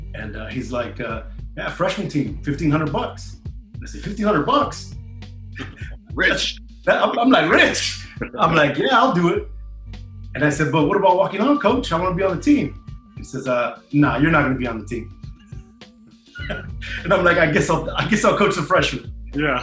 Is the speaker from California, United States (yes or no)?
yes; Bell Gardens, California, United States; also born or lived in Charter Oak, California; I grew up in the city of Bell Gardens, uh, which they're neighboring uh, little towns in Southeast